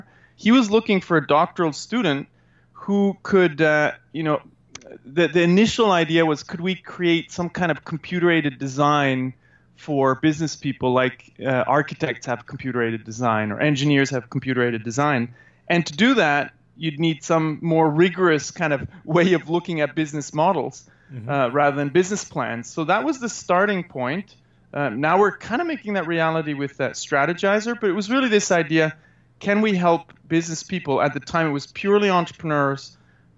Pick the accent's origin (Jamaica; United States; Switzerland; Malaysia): Switzerland; German-speaking Switzerland; also born or lived in Canada; I grew up in Switzerland, 5 years in Canada when I was a kid from 2 to 7, then back to Switzerland in the German-speaking part